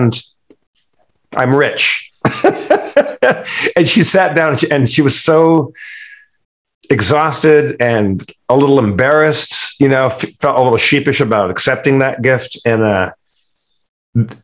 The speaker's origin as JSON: {"language": "English", "region": "California", "country": "United States", "said": "I'm from California"}